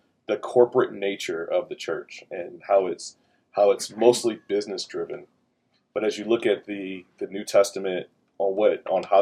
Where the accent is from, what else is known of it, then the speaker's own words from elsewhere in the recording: the South, United States; moved away; I'm from the South